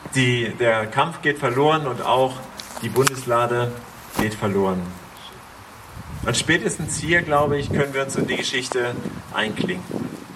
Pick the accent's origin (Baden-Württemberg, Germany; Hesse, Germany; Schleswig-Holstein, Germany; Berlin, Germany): Schleswig-Holstein, Germany; wir sind als Schleswig-Holsteiner